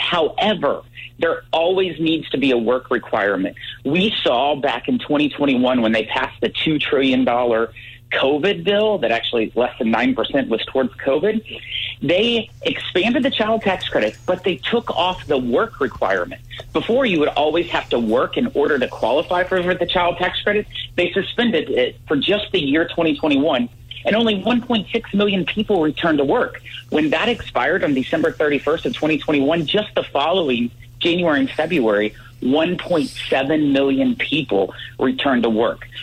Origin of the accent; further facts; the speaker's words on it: Salem, Missouri, United States; I grew up in Salem. I live on my fourth generation family farm